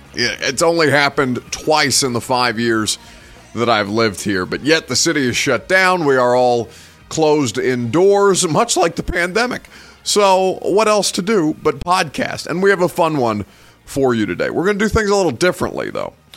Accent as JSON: {"language": "English", "region": "Indiana", "country": "United States", "moved": "yes", "lives_now": "Nashville, United States", "said": "I'm from Indiana"}